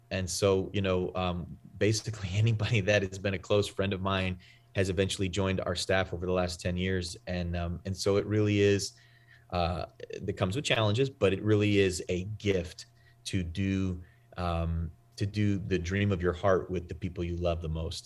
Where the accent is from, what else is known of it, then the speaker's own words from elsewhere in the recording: New England, United States; I'm from the Northeast, I'm from New England.